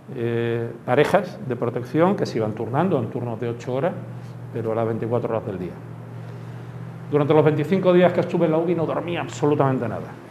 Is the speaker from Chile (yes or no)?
no; Málaga, Andalusia, Spain; yo soy de Málaga